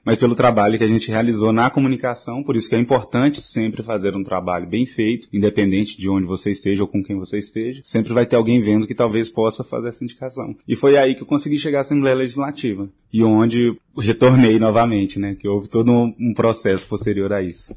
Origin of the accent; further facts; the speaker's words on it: interior of Tocantins state, Brazil; moved away; eu que vim do interior do estado do Tocantins, de uma cidade de 4 mil habitantes